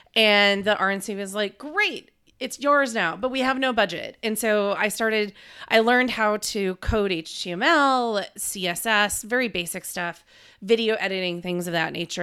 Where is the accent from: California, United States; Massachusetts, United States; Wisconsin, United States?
Wisconsin, United States; Green Bay; moved away as an adult; also born or lived in Madison, Wisconsin / Washington, D.C.; I'm from Green Bay, Wisconsin originally, went to U W Madison for undergrad